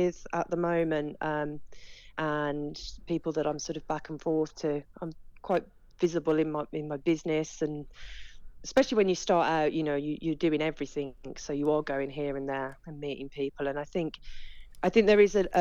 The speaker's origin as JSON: {"language": "English", "town": "Walsall", "region": "West Midlands", "country": "United Kingdom", "tie": "born or raised there", "said": "I was born and bred in Walsall, which historically is the centre of the saddlery trade"}